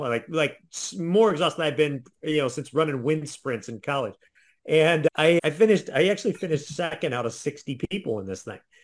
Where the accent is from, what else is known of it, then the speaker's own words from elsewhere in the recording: Ohio, United States; I'm from Ohio, so we have, we're very flat